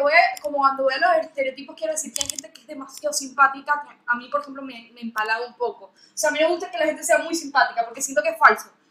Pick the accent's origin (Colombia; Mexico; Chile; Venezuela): Venezuela; now in Argentina; yo soy venezolana